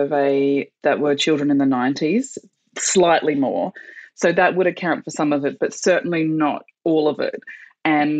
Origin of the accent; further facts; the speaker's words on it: Australia; as Australians